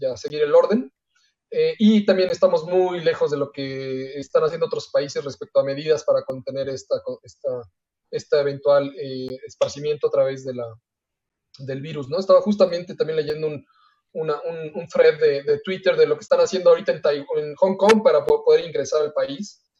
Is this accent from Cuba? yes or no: no; Mexico; una de nuestras cualidades como mexicano